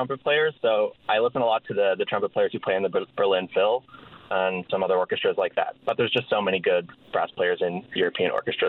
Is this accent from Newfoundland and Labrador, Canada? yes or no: yes; St. John's, Newfoundland and Labrador, Canada; moved away; we're all from St. John's, all currently living in other provinces